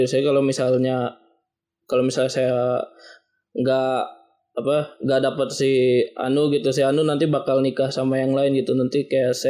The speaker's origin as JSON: {"language": "Indonesian", "town": "Tangerang", "region": "Banten", "country": "Indonesia", "said": "Saya berasal dari Tangerang Umur saya 23 tahun"}